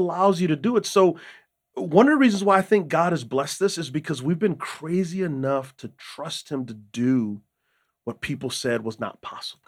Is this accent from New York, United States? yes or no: no; San Antonio, Texas, United States; moved away as an adult; also born or lived in Utah; I grew up in San Antonio, Texas